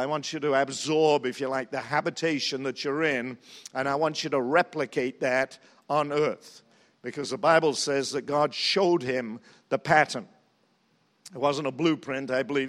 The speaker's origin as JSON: {"language": "English", "country": "New Zealand", "said": "And so when they heard I was from New Zealand, they said, you know so-and-so"}